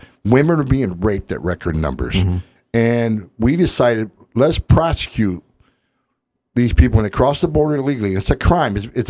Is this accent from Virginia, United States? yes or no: no; West Carthage, New York, United States; moved away as an adult; also born or lived in Utica, New York / California; I grew up in West Carthage, New York